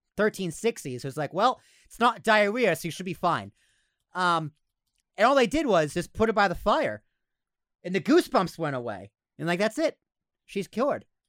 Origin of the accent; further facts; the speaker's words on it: United States; we're American